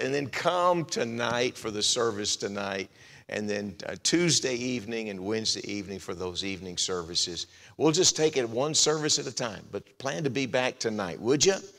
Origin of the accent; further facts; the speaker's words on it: Texas, United States; moved away as an adult; also born or lived in Florida / Arizona / Kansas City, Missouri / Indiana; I grew up in Texas. Lynn and I call Texas home now